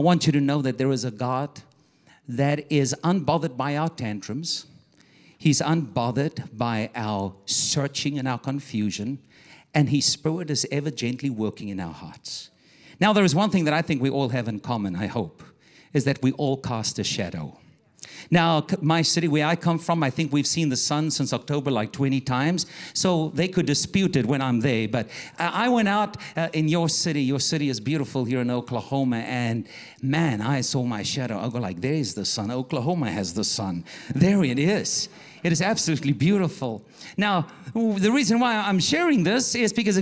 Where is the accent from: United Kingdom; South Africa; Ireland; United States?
South Africa; also born or lived in Johannesburg, South Africa